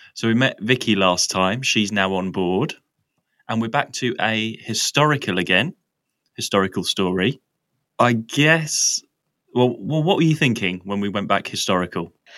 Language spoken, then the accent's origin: English; Essex, East of England, United Kingdom; I'm from Essex as well, which is very rural.